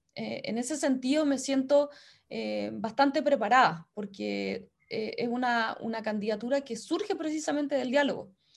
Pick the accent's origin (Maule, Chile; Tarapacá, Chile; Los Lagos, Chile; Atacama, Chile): Los Lagos, Chile; Castro; moved away as an adult; also born or lived in Valparaíso; yo soy chilota, soy castreña, soy hija y nieta de comerciantes chilotes también. Em, estudié en la enseñanza básica en una escuela pública